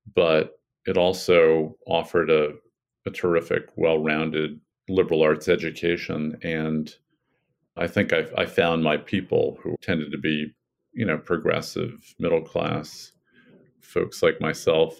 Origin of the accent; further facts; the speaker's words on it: New York City, New York, United States; also born or lived in Salzburg, Austria / Virginia; I grew up in the Lower East Side and East Village of New York City in the late 70s and 80s.